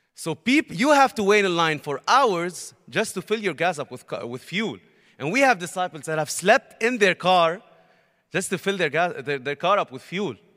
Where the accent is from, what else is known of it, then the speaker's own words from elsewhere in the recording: Beirut, Beirut Governorate, Lebanon; I'm from Lebanon, Beirut, Lebanon